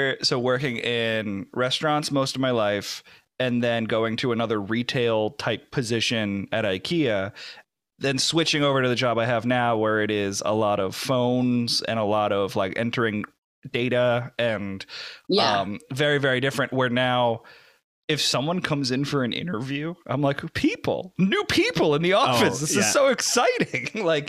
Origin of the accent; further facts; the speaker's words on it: New Jersey, United States; moved away; also born or lived in the Deep South; I got to fake an accent so they don't know I'm from New Jersey.